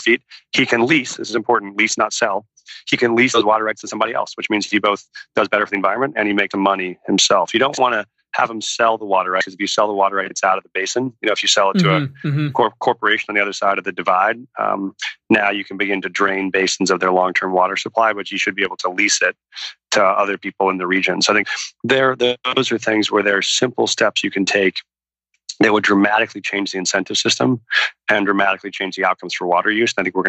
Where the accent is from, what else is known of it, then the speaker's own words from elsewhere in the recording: Western Slope, Colorado, United States; I grew up on the Western Slope